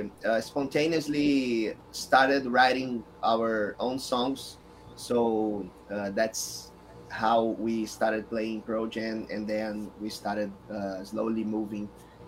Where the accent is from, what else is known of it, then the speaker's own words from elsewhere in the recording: Rio de Janeiro, Brazil; We're from Rio de Janeiro.